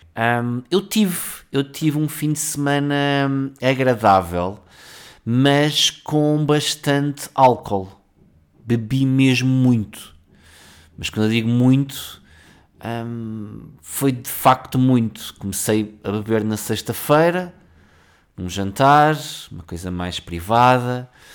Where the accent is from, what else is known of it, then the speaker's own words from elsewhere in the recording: Cacém, Lisbon, Portugal; somos do Cacém e não tínhamos muitas posses